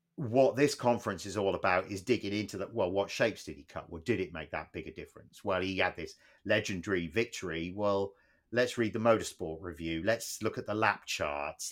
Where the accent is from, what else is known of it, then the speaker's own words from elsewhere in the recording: Plymouth, South West England, United Kingdom; moved away; we grew up in Plymouth